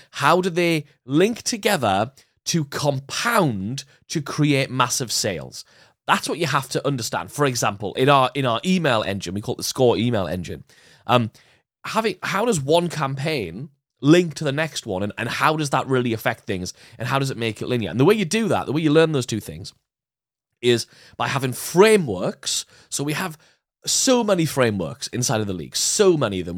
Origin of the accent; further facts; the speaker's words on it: United Kingdom; us being British